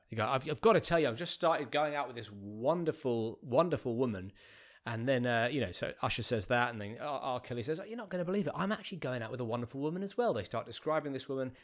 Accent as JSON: {"language": "English", "town": "Bromley", "region": "London", "country": "United Kingdom", "tie": "born or raised there", "also_born_or_lived": "Streatham / Beckenham", "said": "I grew up in Bromley, so I've, I've, I've just moved to a different part of the same borough that I was born in."}